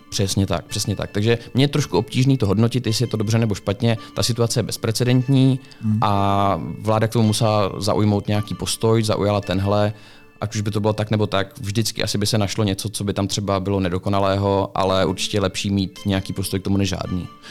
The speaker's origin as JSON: {"language": "Czech", "country": "Czechia"}